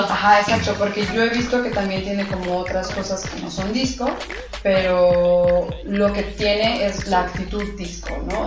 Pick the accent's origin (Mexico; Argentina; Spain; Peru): Mexico; nosotros como mexicanos